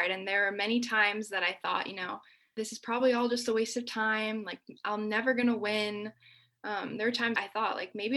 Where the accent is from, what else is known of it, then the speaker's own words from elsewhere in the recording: United States; since I am the daughter of immigrants, you know, my parents sacrificed so much to give me opportunities that I have because I was born here.